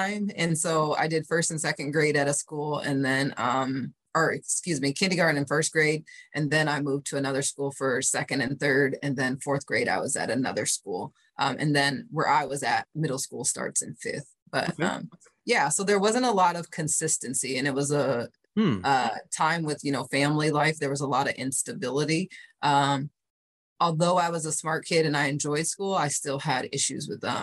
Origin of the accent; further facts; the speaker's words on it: Fort Dodge, Iowa, United States; also born or lived in Cedar Rapids, Iowa; I grew up in Iowa. We actually lived in a larger city, Cedar Rapids, Iowa. And then around the time I was five, my dad wanted to go into nursing school. And so we moved to Fort Dodge